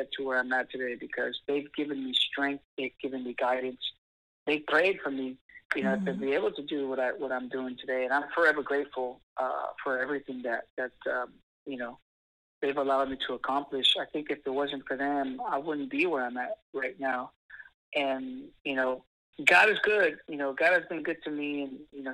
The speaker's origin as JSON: {"language": "English", "town": "San Diego", "region": "California", "country": "United States", "tie": "born or raised there", "also_born_or_lived": "Tijuana, Mexico / Texas", "said": "I was born in Tijuana, raised here in San Diego."}